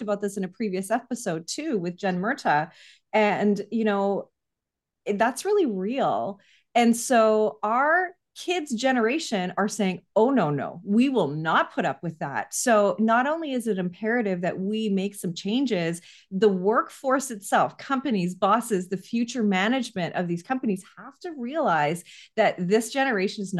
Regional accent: Canada; I'm Canadian, so we have a longer mat leave here

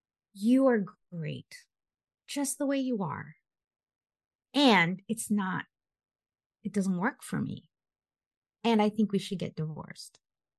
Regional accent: Philippines; being Filipino, it's all about family, having kids and babies and all that stuff and getting married.

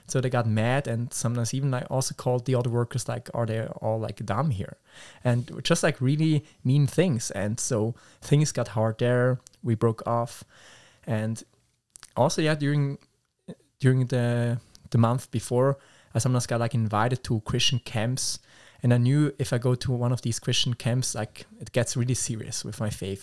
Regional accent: Schaffhausen, Switzerland; English is a second language; I'm from Switzerland, and the specific area is called Schaffhausen

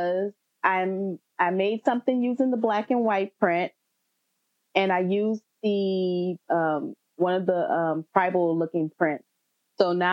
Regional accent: New Orleans, Louisiana, United States; moved away; I'm from New Orleans originally, both my husband and I are

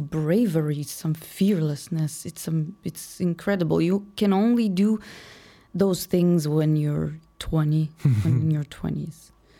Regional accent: Moldova; English is a second language; now in Chicago, United States; Moldova. {S1} Okay. {S2} Republic of Moldova.

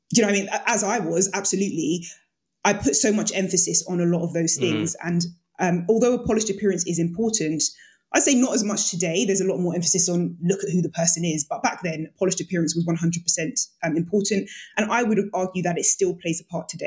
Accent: Jamaica; I'm Jamaican.

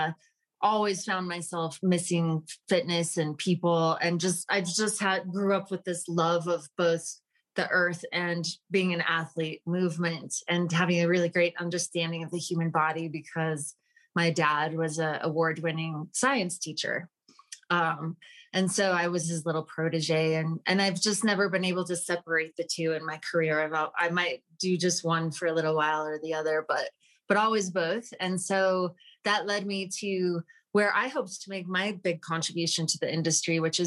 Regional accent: Utah, United States; moved away; also born or lived in Washington, D.C.; I'm originally from Utah

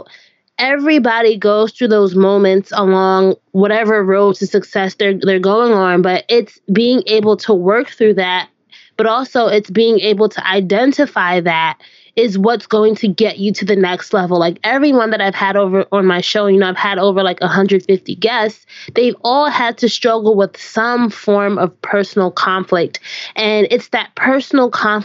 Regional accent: Orange, United States; my hometown of Orange

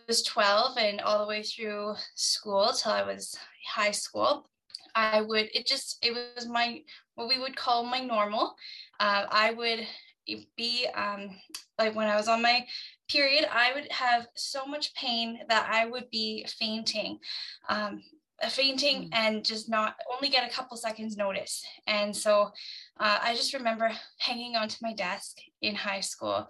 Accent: Canada; I'm from Canada

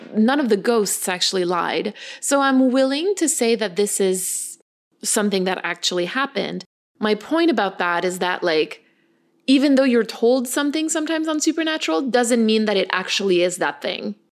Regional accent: Canada; we're Canadian

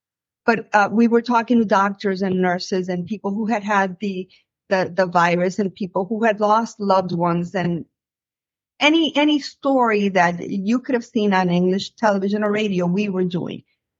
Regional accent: Miami, Florida, United States; I say, I'm American. First, I'm American, and then I'm Cuban American. And then I make the distinction that I'm Cuban American from Miami.

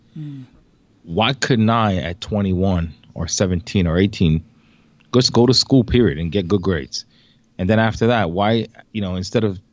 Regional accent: New York City, New York, United States; also born or lived in Jamaica; I migrated here when I was 8

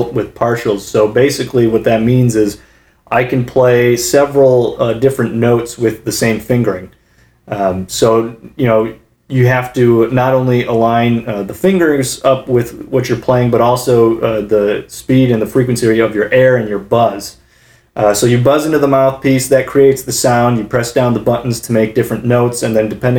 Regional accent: Kalamazoo, Michigan, United States; moved away; back home in my hometown of Kalamazoo, Michigan

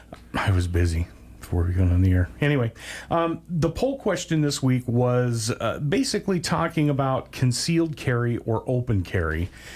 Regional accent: Wyoming, United States; I've seen this growing up in Wyoming

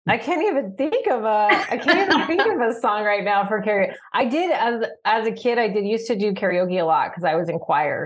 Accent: Tucson, Arizona, United States; moved away; I'm born and raised in Tucson

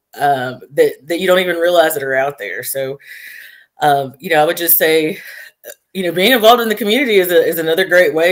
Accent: Floyd County, Georgia, United States; being here in my hometown on the bench

